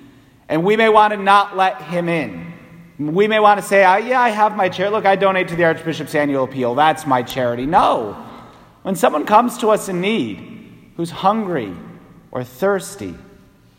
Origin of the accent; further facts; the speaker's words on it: New England, United States; as an Irish Catholic New Englander